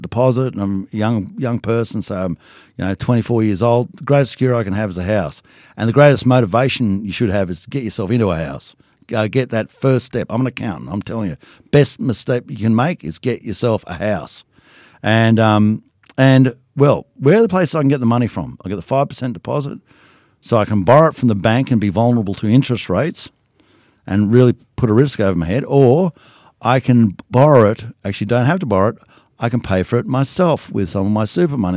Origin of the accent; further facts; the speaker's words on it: Danglemar, New South Wales, Australia; also born or lived in Charleville / Saint George / Moree / Werris Creek; I'm from Danglemar, right? I don't, there's not much happening at Danglemar